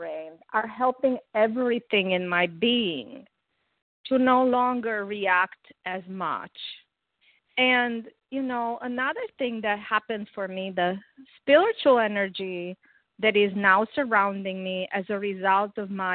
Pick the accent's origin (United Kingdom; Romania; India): Romania; now in South Carolina, United States; I'm originally from Romania.